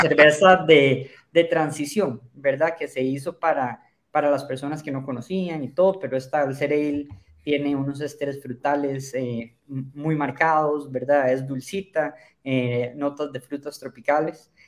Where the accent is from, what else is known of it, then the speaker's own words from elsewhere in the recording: Costa Rica; Yo soy de Costa Rica